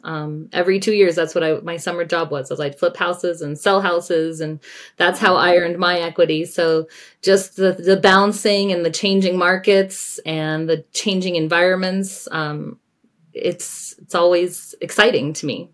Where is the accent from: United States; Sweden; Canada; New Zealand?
United States; Denver, Colorado; also born or lived in California / Winter Park, Colorado; I was raised in the Denver metro area, uh, graduated from Cherry Creek High School